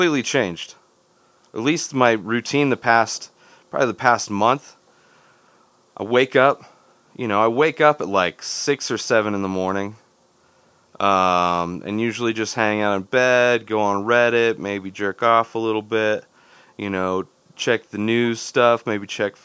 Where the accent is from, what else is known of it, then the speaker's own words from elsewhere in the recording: Southern California, United States; now in Denver, United States; Growing up in Southern California